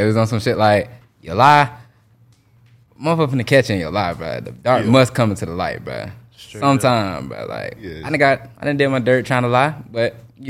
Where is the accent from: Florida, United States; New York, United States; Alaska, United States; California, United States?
Florida, United States; Jacksonville; How y'all doing? Shit, I'm straight out of Jacksonville, Florida.